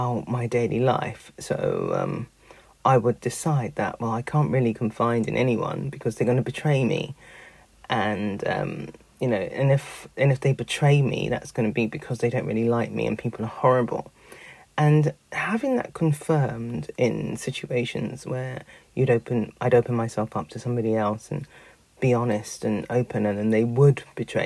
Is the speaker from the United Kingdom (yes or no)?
yes; London, United Kingdom; I grew up in Peckham. I went to Oliver Goldsmith School